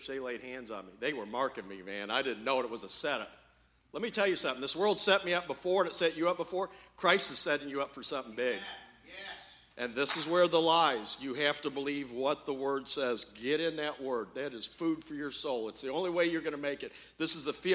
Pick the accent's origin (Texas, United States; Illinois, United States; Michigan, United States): Illinois, United States; Champaign; I'm from Champaign, Illinois